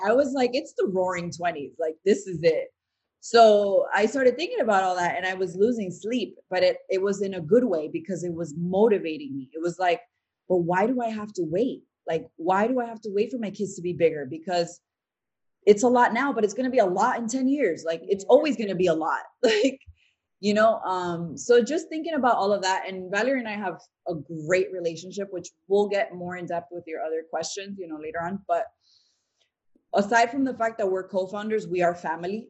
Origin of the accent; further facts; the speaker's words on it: Providence, Rhode Island, United States; also born or lived in Tampa / New York; now in Miami, United States; We're actually from Providence, Rhode Island